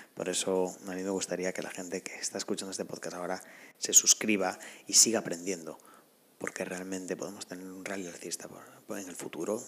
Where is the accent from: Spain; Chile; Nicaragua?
Spain; me apetecía estar en mi país, en España, pero no en la zona norte